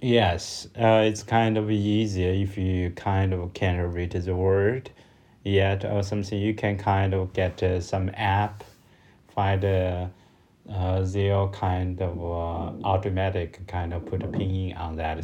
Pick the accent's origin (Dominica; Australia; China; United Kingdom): China; from China